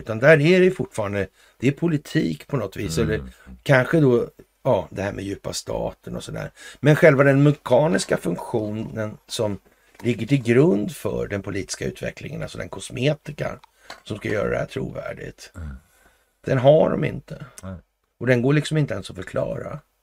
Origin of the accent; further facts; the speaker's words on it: Sweden; vi i Sverige